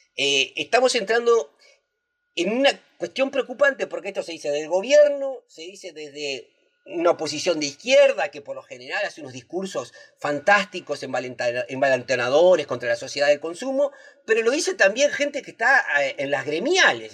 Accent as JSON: {"language": "Spanish", "country": "Uruguay", "said": "Los uruguayos virtuosos que mantuvimos a raya el coronavirus en 2020 somos los mismos uruguayos y uruguayas virtuosas"}